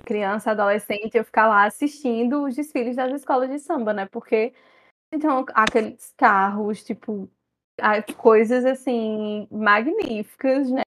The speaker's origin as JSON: {"language": "Portuguese", "town": "Campina Grande", "region": "Paraíba", "country": "Brazil", "said": "sou de Campina Grande, São João pisa no carnaval"}